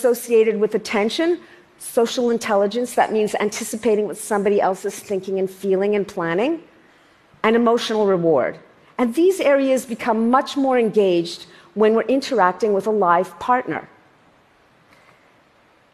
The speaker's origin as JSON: {"language": "English", "country": "Canada", "said": "I'm Canadian"}